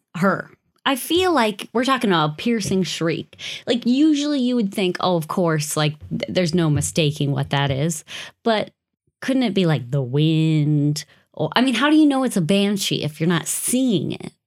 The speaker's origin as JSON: {"language": "English", "country": "United States", "said": "growing up as an American with Irish heritage"}